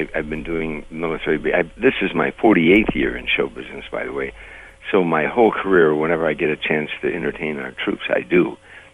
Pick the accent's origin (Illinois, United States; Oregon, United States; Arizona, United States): Illinois, United States; Chicago; moved away; I was raised on the South Side.